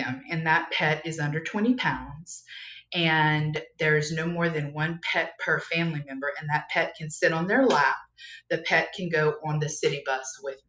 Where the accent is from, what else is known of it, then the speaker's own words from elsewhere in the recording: Louisiana, United States; We are probably about 2 hours west of New Orleans. We're in what's referred to as Cajun country. I am from here originally. I don't have the accent.